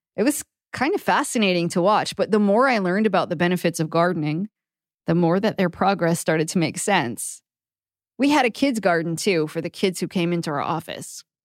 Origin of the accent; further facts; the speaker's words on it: Maine, United States; I grew up in Maine, where the growing season is really short